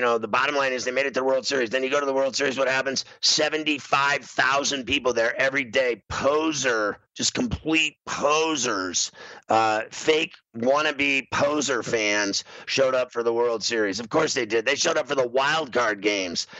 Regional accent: Pittsburgh, Pennsylvania, United States; I grew up in Pittsburgh my whole life

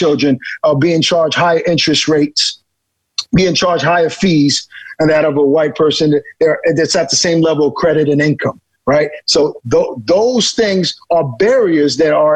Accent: New York City, New York, United States; growing up in Brooklyn on Flatbush Avenue and Church Avenue.

